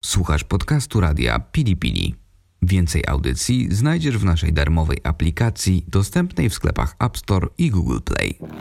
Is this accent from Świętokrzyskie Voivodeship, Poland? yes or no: yes; Kielce, Świętokrzyskie Voivodeship, Poland; moje rodzinne miasto nazywa się Kielce